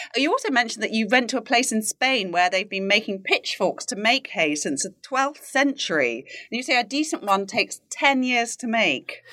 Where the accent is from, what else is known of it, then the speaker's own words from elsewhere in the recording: United Kingdom; now in United States; being a Brit who lives in the U S